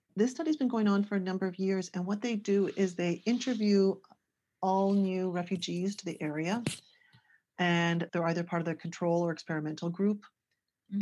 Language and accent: English; small city outside Toronto, Ontario, Canada; I'm originally from Canada. This was uh, in a small city outside of Toronto